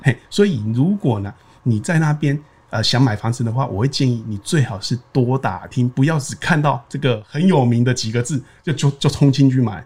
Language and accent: Chinese; Taiwan; 可能我们台湾人觉得啊要求过那里很细间